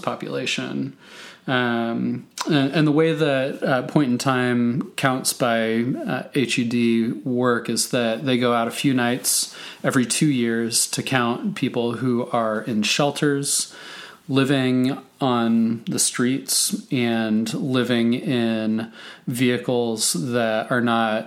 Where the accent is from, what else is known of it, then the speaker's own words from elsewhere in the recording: Portland, Oregon, United States; growing up in Portland in the late 80s, early 90s